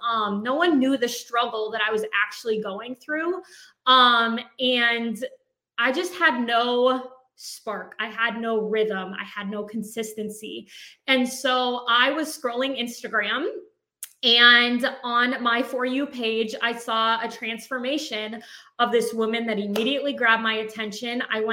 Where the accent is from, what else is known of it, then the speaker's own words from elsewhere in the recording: White Lake, United States; We were born and raised in White Lake, and we kind of, you know, separated, going to college and stuff, and then we both ended up back in our hometown